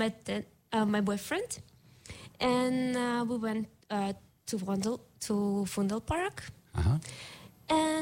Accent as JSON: {"language": "English", "region": "Moscow", "country": "Russia", "moved": "as an adult", "lives_now": "Almere, Netherlands", "said": "I'm from Moscow"}